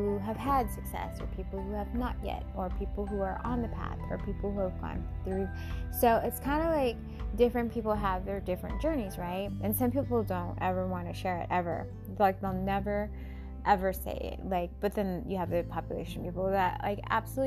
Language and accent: English; Washington, United States; my home state of Washington